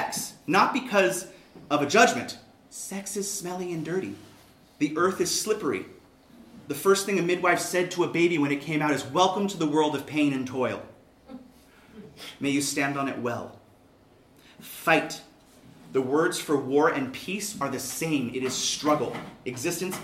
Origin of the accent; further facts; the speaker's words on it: Southern California, United States; Growing up in Southern California, Chicanismo is a weird thing